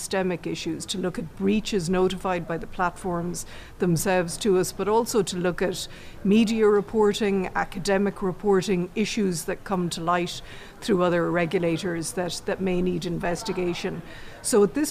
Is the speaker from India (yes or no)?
no; Ireland; we're English-speaking in Ireland